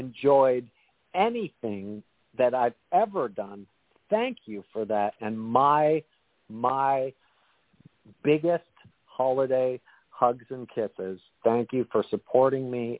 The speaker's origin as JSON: {"language": "English", "country": "Canada", "tie": "born or raised there", "said": "I'm Canadian, so I grew up, you know, on ice skates and downhill skis, as Canadians"}